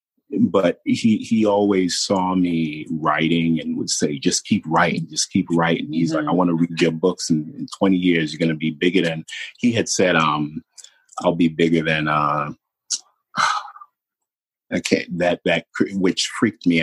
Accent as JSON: {"language": "English", "town": "New York City", "region": "New York", "country": "United States", "said": "I'm from Brooklyn. Like, you know, Brooklyn is a planet"}